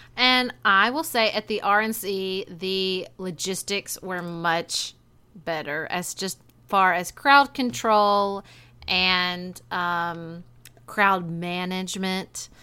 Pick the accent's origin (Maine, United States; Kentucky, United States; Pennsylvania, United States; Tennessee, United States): Kentucky, United States; We are sorority sisters from Kentucky.